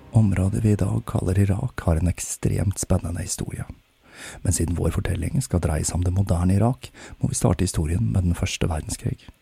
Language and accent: Norwegian; Oslo, Norway; jeg har flyttet tilbake til min hjemby Oslo